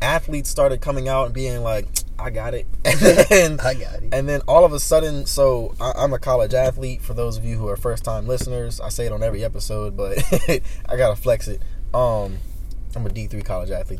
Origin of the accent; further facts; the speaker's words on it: United States; as an American